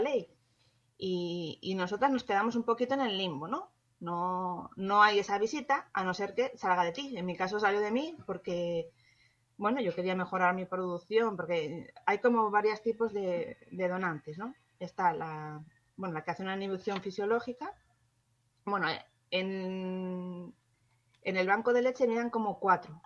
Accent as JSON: {"language": "Spanish", "country": "Spain", "said": "si somos españoles todos"}